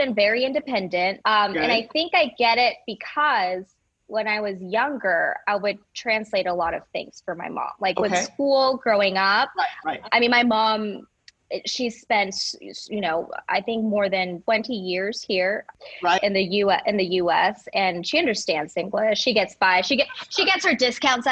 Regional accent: Houston, Texas, United States; also born or lived in Monterrey, Mexico / Cypress, Texas; My mom packed her bags and we moved to Houston, Texas. And I was raised here in Houston. We moved to Cypress when I was very young

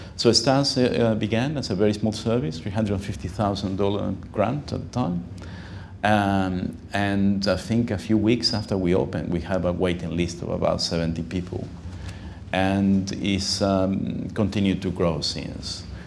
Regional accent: Uruguay; now in Sydney, Australia; I'm myself from Uruguay, I uh, spoke Spanish well.

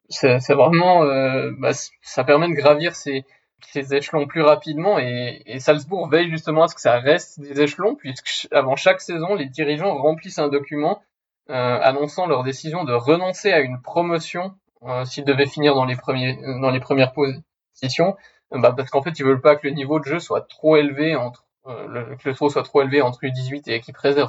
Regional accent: Switzerland; je suis suisse

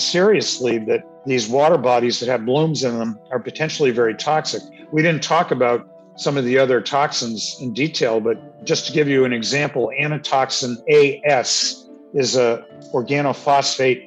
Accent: Cape Cod, Massachusetts, United States; where I grew up on Cape Cod, the town reservoir has blooms every year

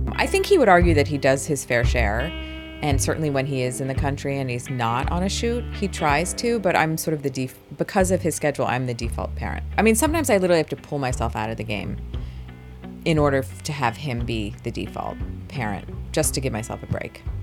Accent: New Jersey, United States; I was born and raised in New Jersey

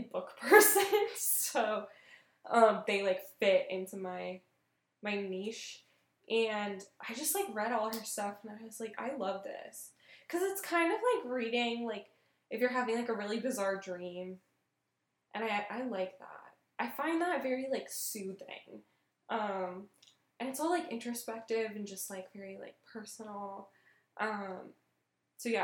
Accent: Tucson, Arizona, United States; video rental store in my hometown, Casa Video

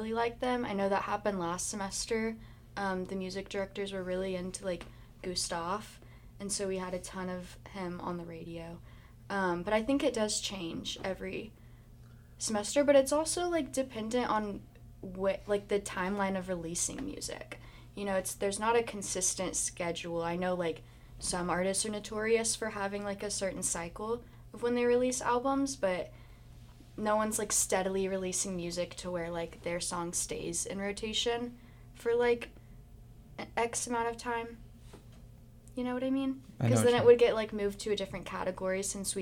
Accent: Houston, Texas, United States; I was like living back at home in Houston

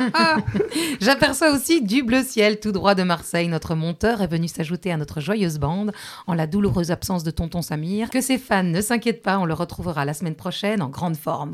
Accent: Belgium; on est belge, non On kiffe le chocolat

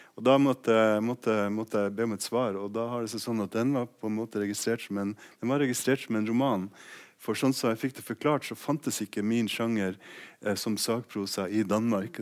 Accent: Finnmark, Norway; jeg kommer fra Finnmark

